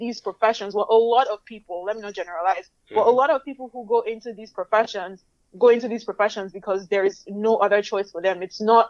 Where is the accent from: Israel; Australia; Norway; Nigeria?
Nigeria; accent: Nigerian; now in Boston, United States; growing up in Nigeria